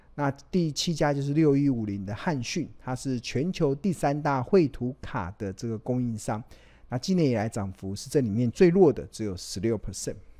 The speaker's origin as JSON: {"language": "Chinese", "country": "Taiwan", "said": "我们真的身为台湾人很骄傲"}